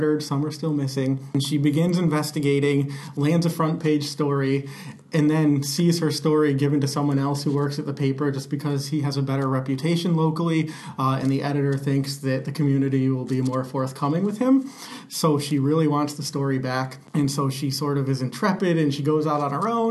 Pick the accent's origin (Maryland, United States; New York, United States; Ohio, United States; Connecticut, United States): Connecticut, United States; Portland; It's my hometown